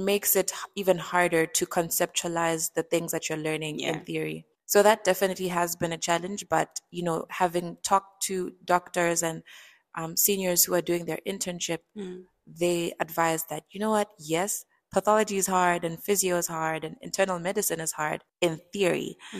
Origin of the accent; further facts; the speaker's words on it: Botswana; So I would say I was raised in Botswana.